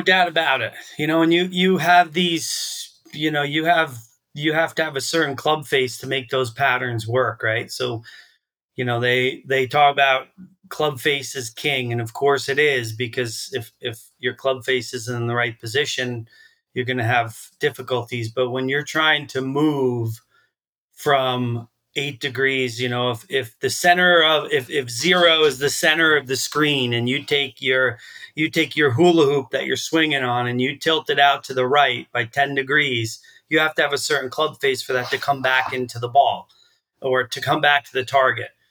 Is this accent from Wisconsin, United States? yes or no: no; Long Island, New York, United States; moved away as an adult; also born or lived in Texas; now in Vermont, United States; I grew up in Texas. I grew up on Long Island